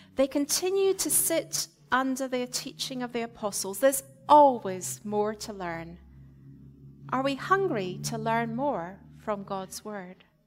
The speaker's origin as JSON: {"language": "English", "region": "Scotland", "country": "United Kingdom", "tie": "born or raised there", "moved": "yes", "said": "I was brought up in the Presbyterian Church in Scotland"}